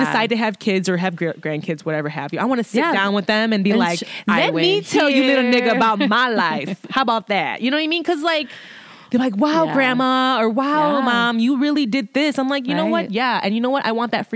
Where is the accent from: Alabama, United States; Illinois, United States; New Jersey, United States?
Illinois, United States; Chicago; I'm from Chicago